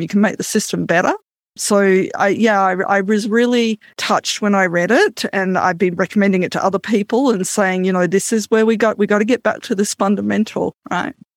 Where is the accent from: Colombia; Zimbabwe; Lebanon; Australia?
Australia; now in Canada; I'm an Australian Canadian